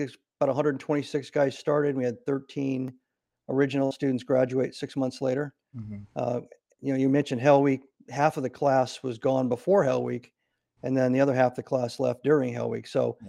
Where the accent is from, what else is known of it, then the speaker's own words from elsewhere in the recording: Nebraska, United States; So I grew up in Nebraska, and after my parents got divorced, I ended up traveling a lot of places before I graduated high school.